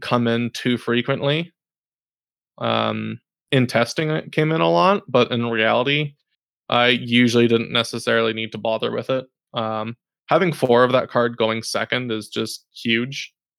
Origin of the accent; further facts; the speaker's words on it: Canada; we're all from Canada